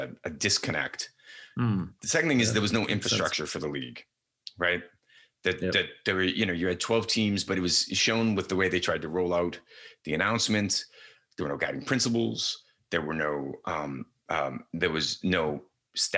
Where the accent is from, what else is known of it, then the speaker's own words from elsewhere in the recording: United States; as an American